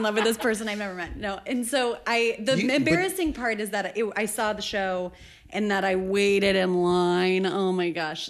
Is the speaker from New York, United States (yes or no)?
no; Northern California, United States; I'm from Northern California, which is 5 hours from San Francisco, but it's like tiny and isolated.